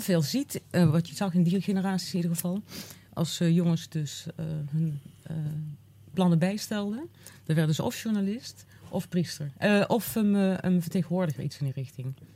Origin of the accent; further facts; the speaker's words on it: Uden, North Brabant, Netherlands; ik ben in, ik ben in Uden geboren